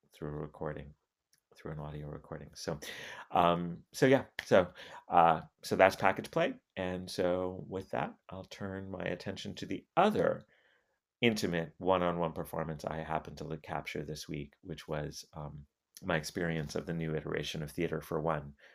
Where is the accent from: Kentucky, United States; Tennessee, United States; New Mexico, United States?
New Mexico, United States; Albuquerque; moved away; I'm from New, Albuquerque. I've lived, I lived in Albuquerque for most of the fir, for the first decade of this, of this century.